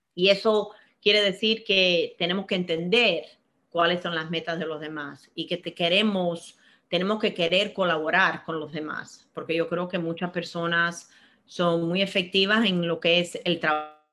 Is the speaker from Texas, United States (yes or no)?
no; Miami, Florida, United States; moved away as an adult; also born or lived in Cuba; yo nací en Cuba, me crié en Miami